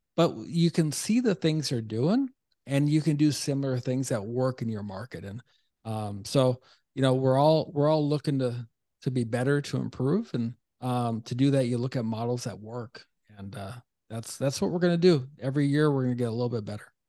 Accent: Duluth, Minnesota, United States; moved away; also born or lived in North Carolina; I'm a Minnesota guy originally

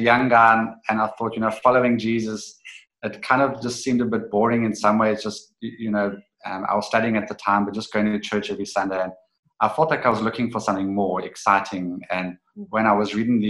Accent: East London, Eastern Cape, South Africa; when I was a teenager growing up in East London, South Africa

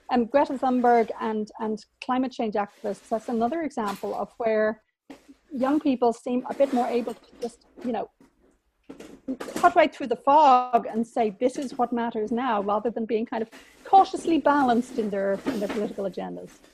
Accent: Dublin, Leinster, Ireland; moved away as an adult; I was from Dublin and I emigrated at 20

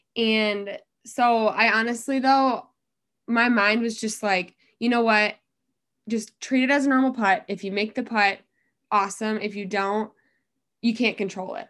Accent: Dubuque, Iowa, United States; also born or lived in Cedar Falls, Iowa; I'm originally from Dubuque

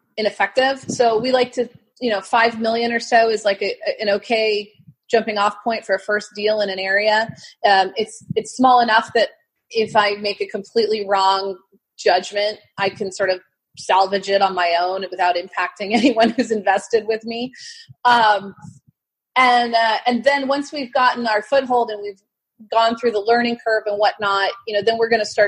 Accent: California, United States; moved away; also born or lived in Arizona; I grew up in California

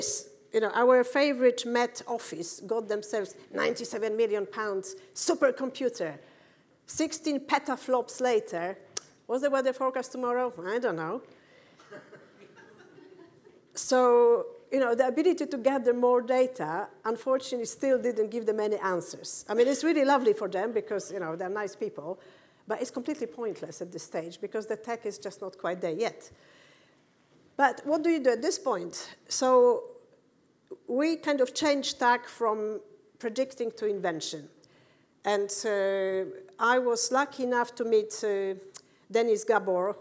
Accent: Poland; moved away; also born or lived in United Kingdom; I'm from Poland

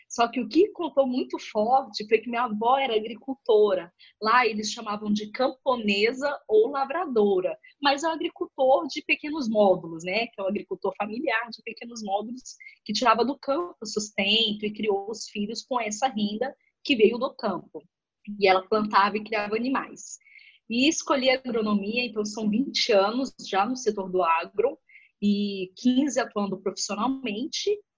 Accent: Balsas, Maranhão, Brazil; moved away; eu sou natural de Balsas, no Maranhão, uma cidadezinha que, a, que, que vive por conta do agronegócio. E em Balsas, eu sempre cresci

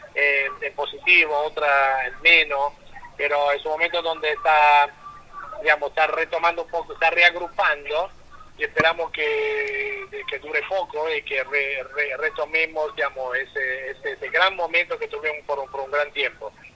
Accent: Italy; now in Argentina; soy italiano

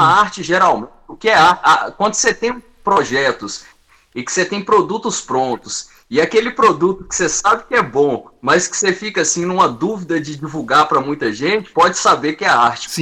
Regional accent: Várzea da Palma, Minas Gerais, Brazil; Eu sou do norte de Minas.

